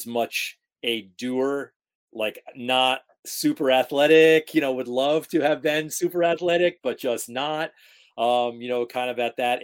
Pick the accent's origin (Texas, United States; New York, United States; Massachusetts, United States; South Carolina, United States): New York, United States; Rotterdam; also born or lived in Rochester, New York; Rotterdam, New York is the hometown